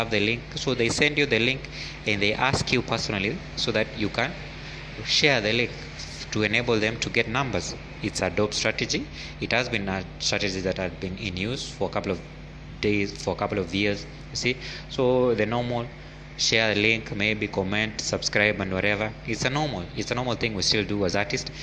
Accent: Kenya; as Kenyan creatives

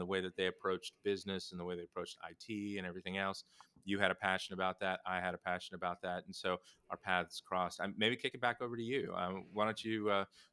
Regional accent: Southern Indiana, United States; moved away; I grew up in the Midwest, in Southern Indiana

